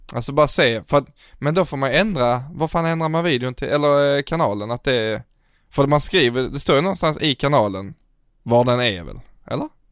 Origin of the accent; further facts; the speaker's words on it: Sweden; som svensk